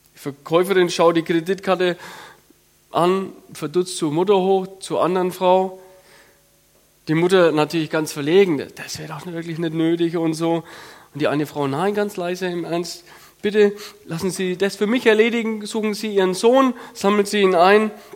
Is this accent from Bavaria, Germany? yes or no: yes; Franconia, Bavaria, Germany; ich komme aus dem Fränkischen, so dörfliche Struktur